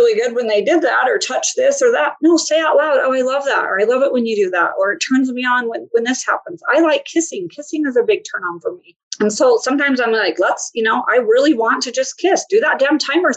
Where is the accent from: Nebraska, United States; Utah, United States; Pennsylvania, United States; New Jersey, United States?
Utah, United States; I grew up in Utah